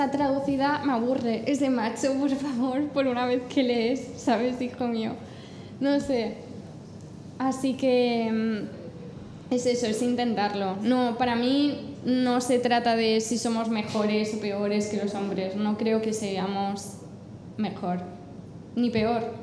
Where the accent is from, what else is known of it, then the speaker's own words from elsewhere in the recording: England, United Kingdom; Spanish is a second language; Además, yo soy inglesa y, a mí el, mi humor, el que más me gusta es el británico, que es súper seco